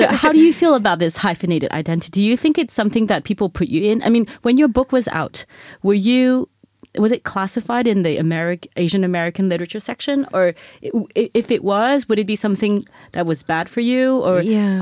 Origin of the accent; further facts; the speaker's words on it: France; even though I grew up in here in France.